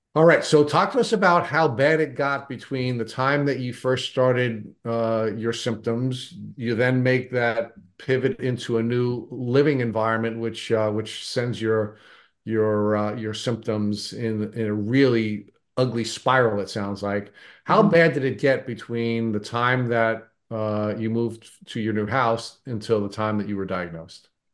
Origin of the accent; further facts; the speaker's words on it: Long Island, New York, United States; I grew up in Long Island